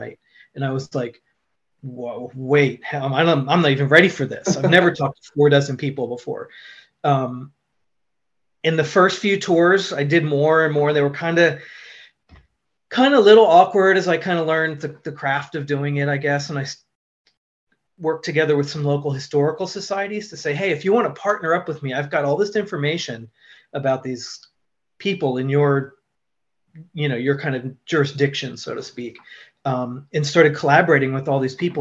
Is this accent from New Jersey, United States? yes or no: yes; central New Jersey, United States; now in Seattle, United States; I was born just outside of New York in central New Jersey